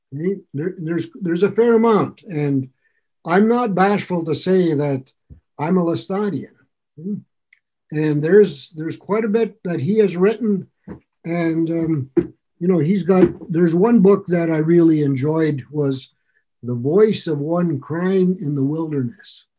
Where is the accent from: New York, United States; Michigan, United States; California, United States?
Michigan, United States; Ironwood; moved away as an adult; also born or lived in Chicago, Illinois / Lake Worth, Florida; now in New Hampshire, United States; I grew up in Ironwood, Michigan. I was actually born in Chicago, but I was a month old when they moved back to Ironwood